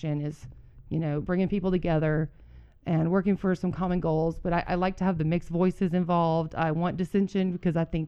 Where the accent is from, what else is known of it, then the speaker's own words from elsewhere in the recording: Memphis, Tennessee, United States; moved away as an adult; also born or lived in Seattle area, Washington / El Paso, Texas / Utah; now in Riverdale, Utah, United States; I grew up in Memphis, Tennessee suburbs and met my husband there